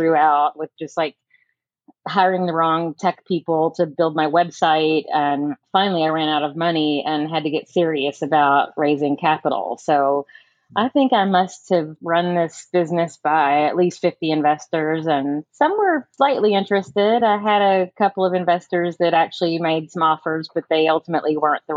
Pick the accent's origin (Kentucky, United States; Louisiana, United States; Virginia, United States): Kentucky, United States; about 40 miles outside Louisville; I actually grew up about 40 miles outside of the city. So I grew up on a farm